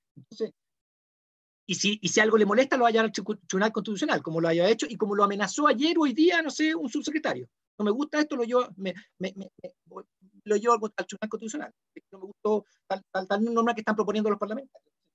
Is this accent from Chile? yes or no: yes; Chile; así somos los chilenos